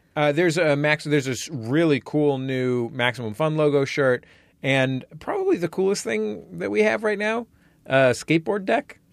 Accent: San Francisco, California, United States; I grew up in the Mission, which was a sort of lower middle class neighborhood

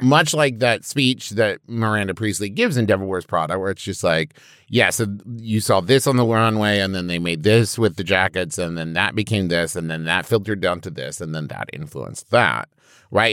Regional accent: Huntington, West Virginia, United States; I'm from Huntington, West Virginia

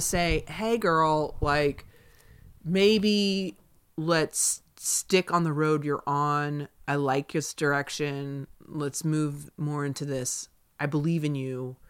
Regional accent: Southeast, United States; now in Los Angeles, United States; I grew up in the Southeast

